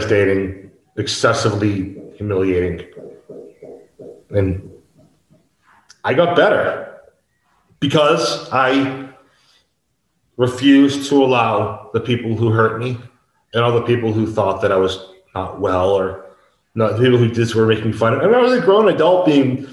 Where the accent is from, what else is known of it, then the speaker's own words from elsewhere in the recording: United States; moved away as an adult; now in Mexico; I couldn't return to the United States